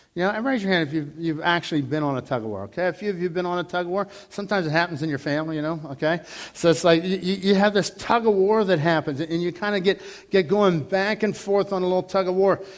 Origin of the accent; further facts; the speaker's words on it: Dormont, Pennsylvania, United States; growing up in Dormont. You know, I lived on Arkansas Avenue